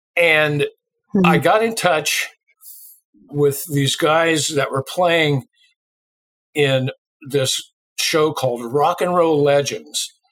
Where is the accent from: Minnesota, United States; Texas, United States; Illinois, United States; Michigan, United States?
Illinois, United States; Lawrenceville; moved away as an adult; also born or lived in Vincennes, Indiana / Jacksonville / Tucson, Arizona / Long Beach, California; my hometown, Lawrenceville, Illinois, is where I grew up